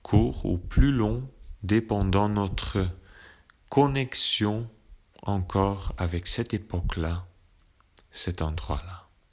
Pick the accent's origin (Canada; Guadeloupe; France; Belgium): Belgium; Chez nous en Belgique